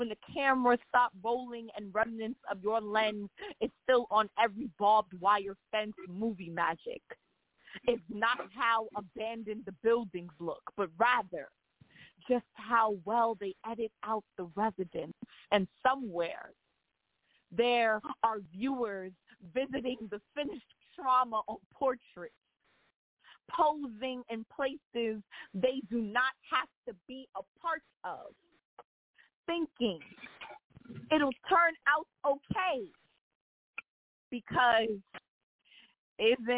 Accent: New York City, New York, United States; I am from the Bronx. Born, raised

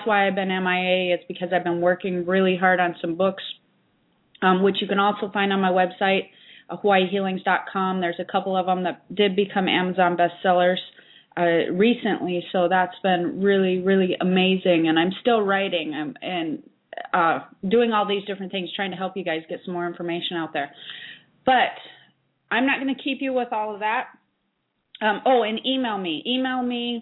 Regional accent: United States; I'm actually from near there

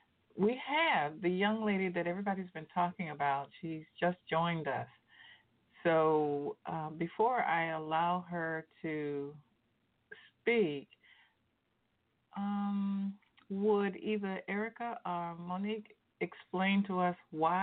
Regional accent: Savannah, Georgia, United States; Savannah College of Art and Design. That's from my hometown.

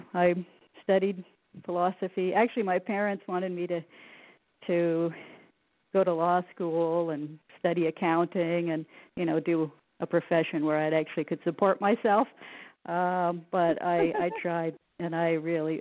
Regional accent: the Northwest, Pacific Northwest, United States; I grew up in the Northwest, in the mountains.

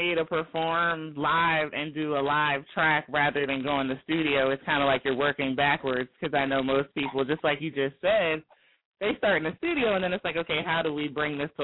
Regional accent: New Jersey, United States; Technically, I'm from South Jersey

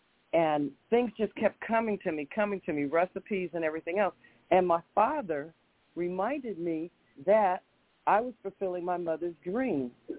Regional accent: Los Angeles, California, United States; I grew up in Leimert Park

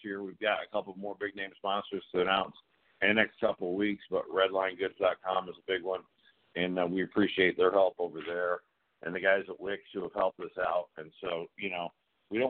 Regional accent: the North, United States; now in the South, United States; I'm from the North

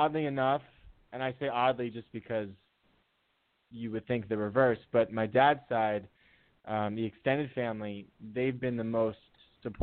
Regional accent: New Jersey, United States; also born or lived in Fort Campbell, Kentucky; I was an infant when we moved to New Jersey. So I really, you know, identify as a Jersey boy. I that's where I was raised pretty much.

